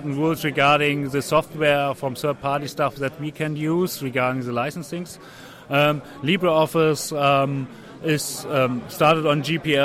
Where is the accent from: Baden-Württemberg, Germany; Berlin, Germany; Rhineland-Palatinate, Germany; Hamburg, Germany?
Hamburg, Germany; I'm from Hamburg, Germany